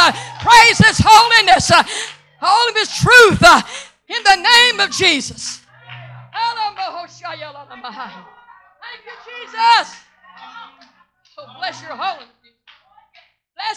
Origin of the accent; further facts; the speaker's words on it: Mississippi, United States; moved away; I was born and reared in Mississippi. I'm not ashamed of that. That's my roots.